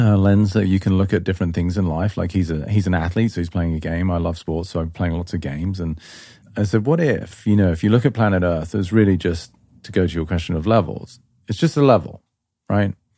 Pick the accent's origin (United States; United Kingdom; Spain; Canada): United Kingdom; England; moved away; I grew up in England.